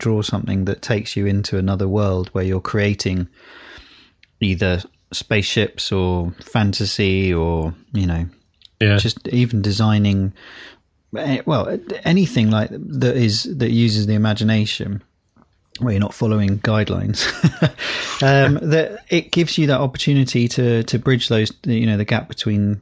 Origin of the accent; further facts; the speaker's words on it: United Kingdom; as British people